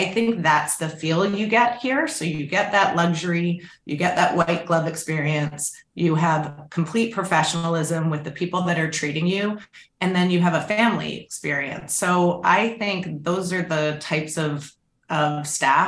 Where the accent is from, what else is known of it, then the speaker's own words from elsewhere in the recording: Canada; now in United States; I'm Canadian